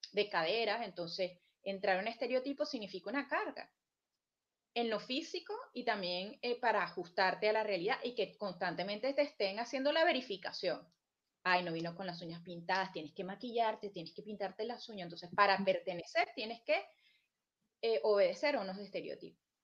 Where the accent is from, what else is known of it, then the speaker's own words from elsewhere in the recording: Venezuela; moved away; yo como venezolana